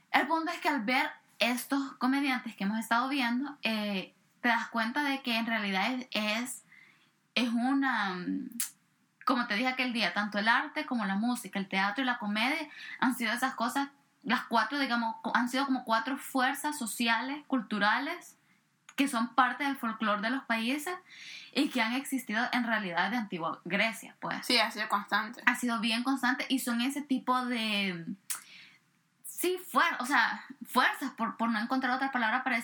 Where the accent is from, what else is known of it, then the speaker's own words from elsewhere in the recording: El Salvador; yo vengo de El Salvador